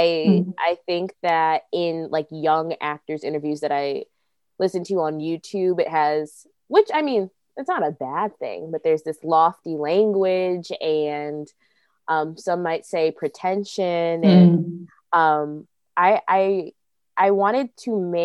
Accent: Aurora, Illinois, United States; I am in Aurora, Illinois

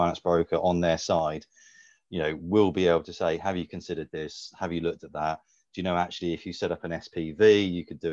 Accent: Bournemouth, South West England, United Kingdom; My hometown of Bournemouth

